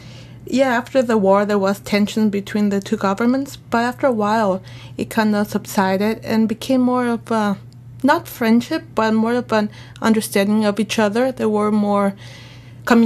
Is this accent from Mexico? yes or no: yes; Mexico; moved away; from where I'm from Mexico